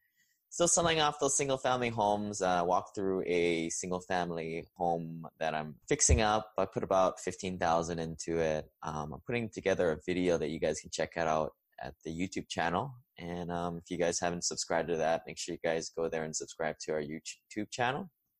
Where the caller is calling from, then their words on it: Huntsville, Alabama, United States; And I am recording from Huntsville, Alabama today.